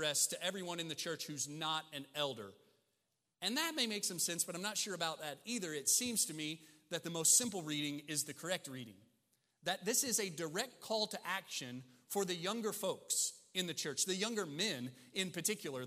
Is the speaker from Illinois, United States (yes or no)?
yes; Southern Illinois, United States; also born or lived in Mississippi; growing up in Southern Illinois